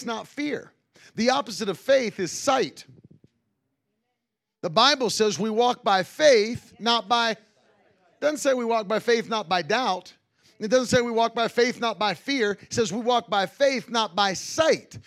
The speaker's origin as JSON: {"language": "English", "region": "West Virginia", "country": "United States", "tie": "born or raised there", "moved": "yes", "said": "growing up in West Virginia"}